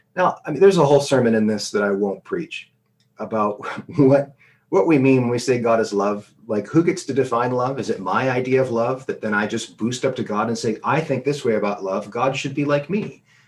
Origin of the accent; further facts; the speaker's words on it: United States; moved away; when I was a student growing up in America